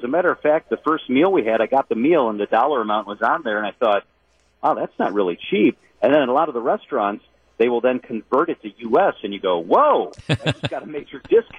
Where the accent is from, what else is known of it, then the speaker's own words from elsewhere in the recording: Milwaukee, Wisconsin, United States; we're from Milwaukee